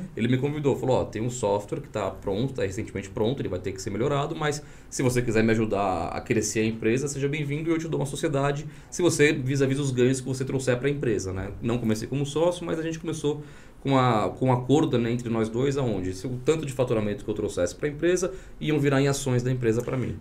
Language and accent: Portuguese; São Paulo, Brazil; moved away as an adult; also born or lived in Vitória, Espírito Santo; eu sou nascido no Espírito Santo, Vitória. E aí, logo com um ano de idade, eu me mudei para São Paulo, através dos meus pais, né? Meu pai veio trabalhar em São Paulo. E fiquei em São Paulo até os 35 anos